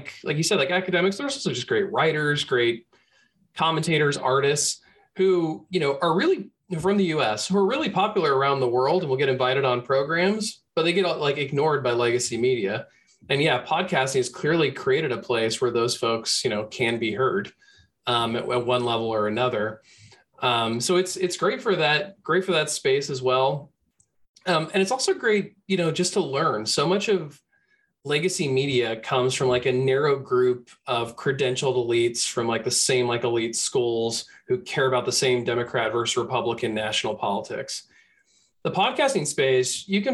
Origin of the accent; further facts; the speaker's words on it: Bay Area, California, United States; growing up in the Bay Area